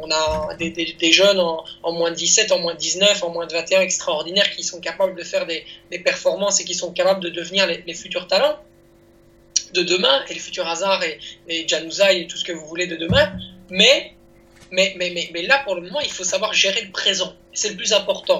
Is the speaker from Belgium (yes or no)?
yes; Belgium; en, France en tant que petit belge